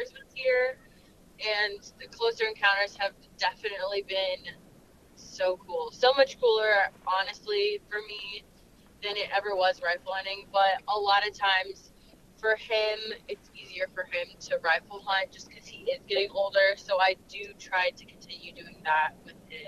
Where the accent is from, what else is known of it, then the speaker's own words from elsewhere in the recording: Florida, United States; moved away as an adult; now in Missouri, United States; I am originally from Florida, but I've lived in Missouri for 6 or 7 years now